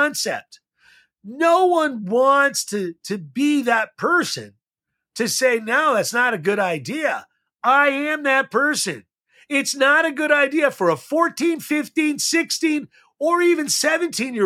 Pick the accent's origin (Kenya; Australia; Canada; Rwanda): Canada; Montreal, Quebec; I grew up in Montreal, as David did